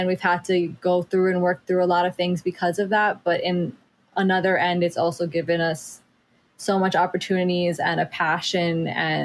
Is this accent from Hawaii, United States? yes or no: yes; Mauna Kea, Hawaii, United States; the Mauna Kea, where I grew up, the town, the culture, the things that, well, we're all really trying to protect here in Hawaii